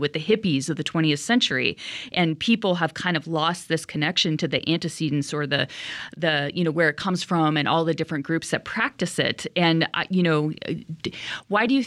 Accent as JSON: {"language": "English", "region": "California", "country": "United States", "tie": "born or raised there", "said": "growing up in California"}